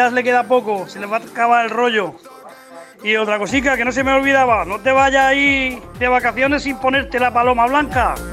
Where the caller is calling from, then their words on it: Águilas, Region of Murcia, Spain; Hola, buenos días, Guillermo. … de Águilas.